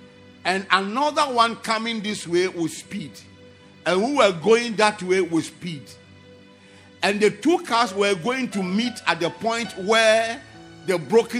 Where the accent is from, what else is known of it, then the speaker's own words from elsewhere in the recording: Ghana; moved away; And where my friend and I, the two of us, we left Ghana together, and we're in a 404 car.